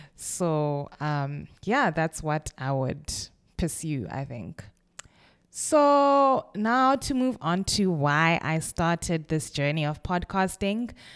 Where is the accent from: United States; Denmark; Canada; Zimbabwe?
Zimbabwe; Kwekwe, Midlands; moved away as an adult; also born or lived in Bulawayo, Zimbabwe / Cape Town, South Africa; now in London, United Kingdom; I was born in Kwekwe, which is a small, a relatively small city in Zimbabwe